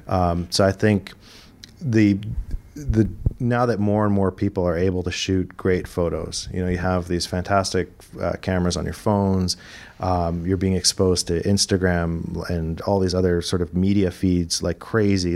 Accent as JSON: {"language": "English", "town": "Toronto", "region": "Ontario", "country": "Canada", "also_born_or_lived": "Vancouver", "moved": "as an adult", "lives_now": "Toronto, Canada", "said": "I'm originally from Toronto. All my family's from Toronto"}